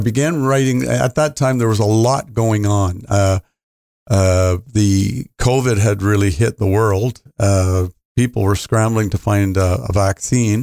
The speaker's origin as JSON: {"language": "English", "country": "Canada", "said": "as a Canadian"}